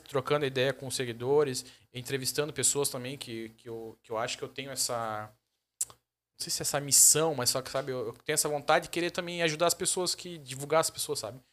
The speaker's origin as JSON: {"language": "Portuguese", "town": "Joinville", "region": "Santa Catarina", "country": "Brazil", "said": "Mas eu sou de Joinville mesmo, da Zona Sul"}